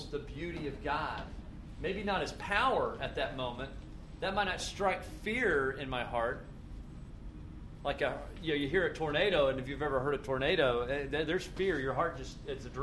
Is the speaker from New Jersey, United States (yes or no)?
no; Tennessee, United States; moved away; where I grew up was in Tennessee